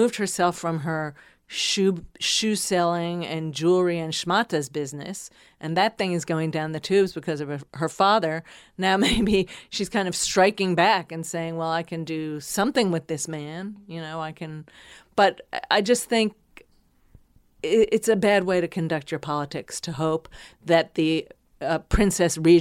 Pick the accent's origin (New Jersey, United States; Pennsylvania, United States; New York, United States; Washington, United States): New Jersey, United States; I was from New Jersey. And in my little town, my mother disapproved.